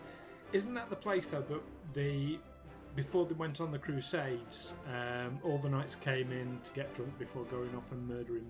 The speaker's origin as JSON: {"language": "English", "town": "Doncaster", "region": "Yorkshire and the Humber", "country": "United Kingdom", "moved": "yes", "said": "I'm originally from Doncaster."}